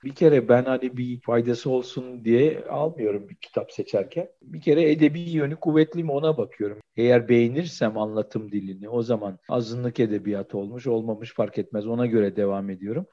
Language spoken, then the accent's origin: Turkish; Aegean Region, Turkey; bir Egeli olarak